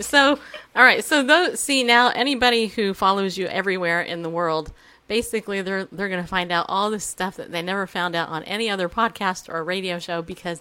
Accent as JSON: {"language": "English", "region": "New York", "country": "United States", "said": "I'm not. I'm from New York"}